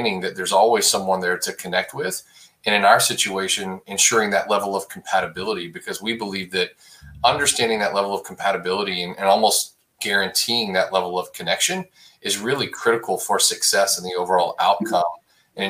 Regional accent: Abilene, Texas, United States; now in Dallas, United States; I grew up in West Texas, just outside of a town called Abilene, Texas

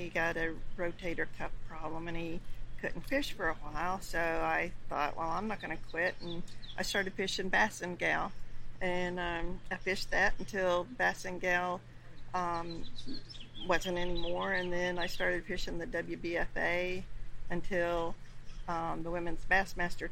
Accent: Nokomis, Florida, United States; I was born and raised in Florida

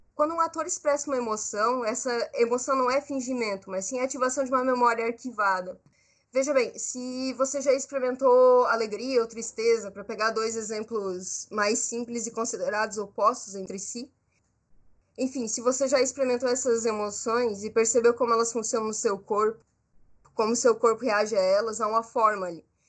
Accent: Brazil; Eu sou brasileira, eu sou jovem, artista

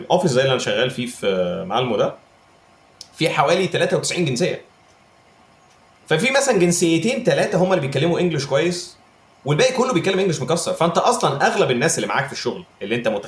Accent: Egypt; ساعات بحس ان احنا في مصر تو هارش على جوده الانجليزي اللي عندنا في مصر

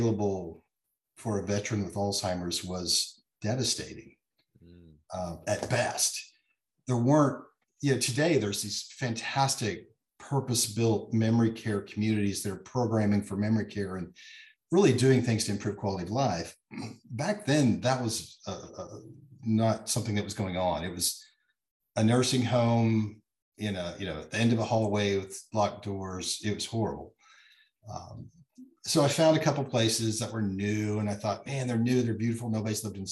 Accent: Oklahoma, United States; moved away as an adult; also born or lived in Kansas; So I grew up in Oklahoma, went to college there

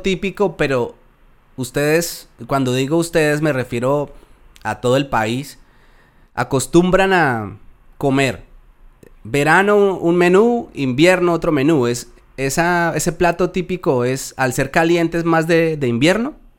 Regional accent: Colombia; accent: Colombian; moved away as an adult; now in Spain; mi acento se conserva muy bien eh, en cuanto al colombiano

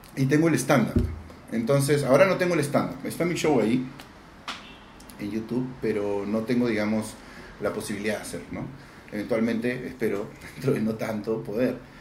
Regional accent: Peru; yo soy peruano

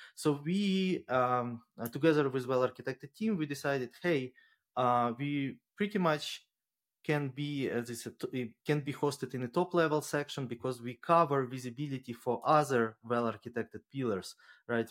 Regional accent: Ukraine; now in Luxembourg; I'm originally from Ukraine and, but at the moment based out of Luxembourg

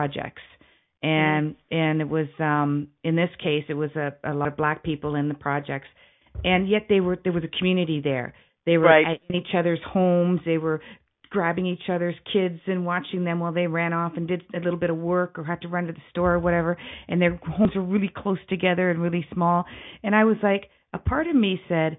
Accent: Canada; I'm from Canada

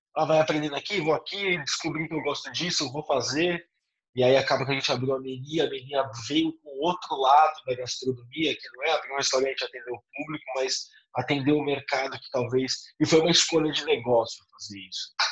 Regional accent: Brazil; Eu sou caiçara, né? eu sou de uma cidade de praia

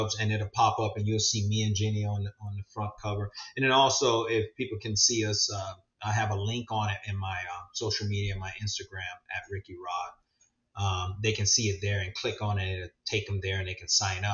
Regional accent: West Palm Beach, Florida, United States; now in Port St. Lucie, United States; We grew up in West Palm, and I work at the fire department down that area.

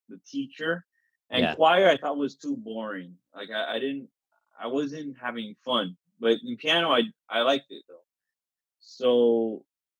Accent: Miami, Florida, United States; I'm from Miami, Florida, in South Florida

